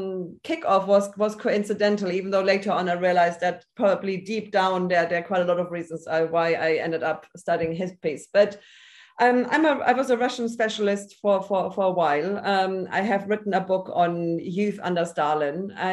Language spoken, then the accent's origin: English; Munich, Bavaria, Germany; moved away as an adult; also born or lived in Oxford, United Kingdom; now in Berlin, Germany; I'm originally from Munich, Germany, and I came to the UK as a 20-year-old to study in Oxford, and then basically stayed for 24 years